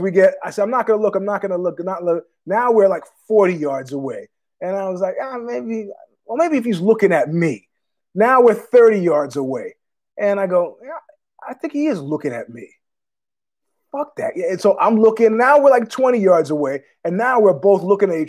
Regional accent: New York City, New York, United States; I was born there in Queens

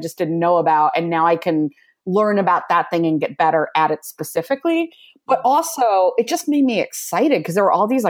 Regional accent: Midwest, United States; moved away as an adult; now in Los Angeles, United States; I'm from the Midwest

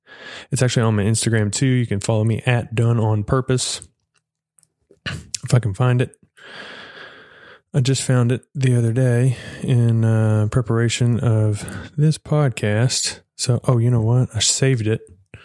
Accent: Edgewood, Texas, United States; It is a book done by the Methodist church that I grew up in Edgewood, Texas

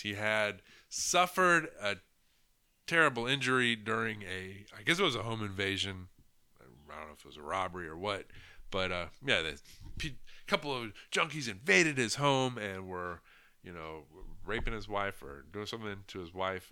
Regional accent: United States; as an American who grew up, you know, um, in the eighties and nineties

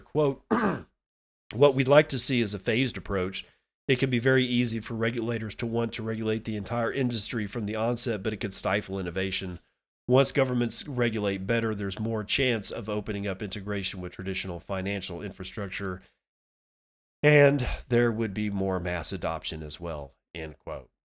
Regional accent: United States; I'm an American

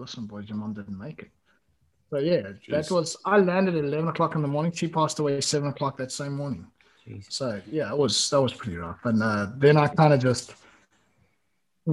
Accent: South Africa; moved away as an adult; also born or lived in Italy / Spain; now in Gran Canaria, Spain; I come from a country that you guys like conquered.

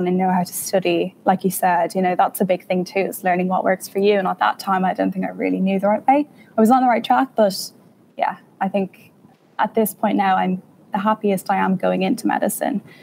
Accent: Ireland; moved away as an adult; now in United Kingdom; even as an Irish student

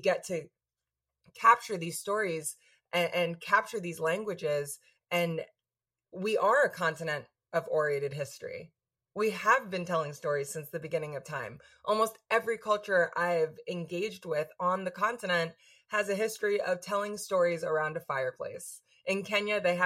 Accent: New York, United States; speaking as a New Yorker, as an American

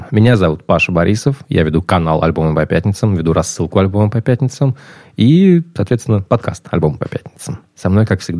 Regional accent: Russia; moved away; Я уехал из России в 2013 году.

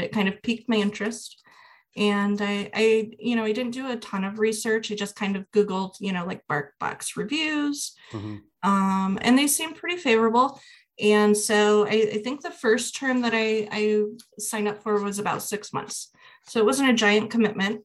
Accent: Midwest, United States; I'm from the Midwest and I work in higher education

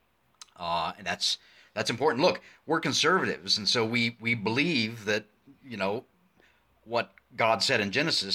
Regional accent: United States; I'm speaking as an American

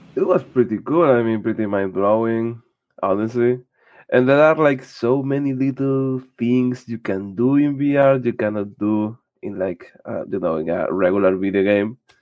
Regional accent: Spain; I'm from Spain

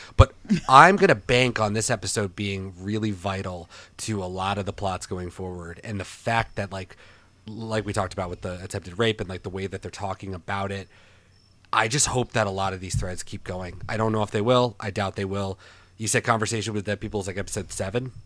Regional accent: Portland, Oregon, United States; moved away; we're all from Portland

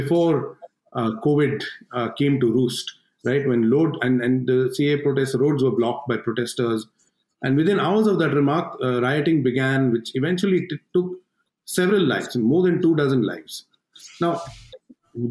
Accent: India; now in New Delhi, India

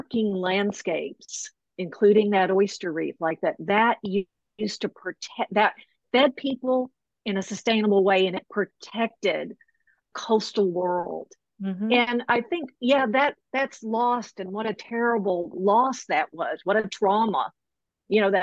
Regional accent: Arkansas, United States; I grew up in Arkansas, not far from that historical area that you're describing

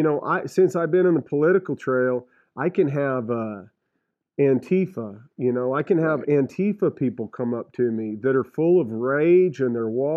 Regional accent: Reserve, New Mexico, United States; also born or lived in Paris, France; I grew up in Reserve in Catron County in the Gila National Forest.

